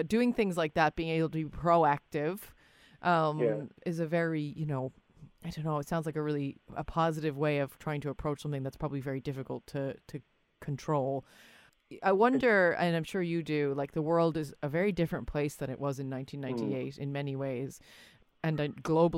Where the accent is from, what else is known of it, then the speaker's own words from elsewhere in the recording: United States; now in Ireland; I grew up in America. I live here